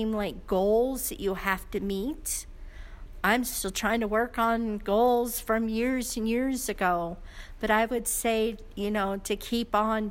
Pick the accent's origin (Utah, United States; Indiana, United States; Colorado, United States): Colorado, United States; Roaring Fork Valley; also born or lived in Basalt, Colorado / Carbondale, Colorado; I have lived in Carbondale for quite a long time, but I grew up in the Valley. I went to school in Basalt